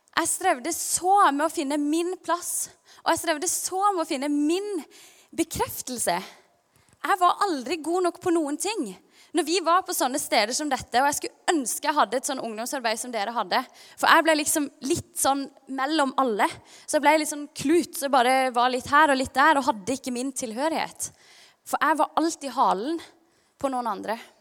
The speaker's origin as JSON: {"language": "Norwegian", "town": "Kristiansand", "region": "Agder", "country": "Norway", "tie": "born or raised there", "also_born_or_lived": "Stavanger", "said": "når vi flytta fra Stavanger til Kristiansand da jeg var ca. seks år"}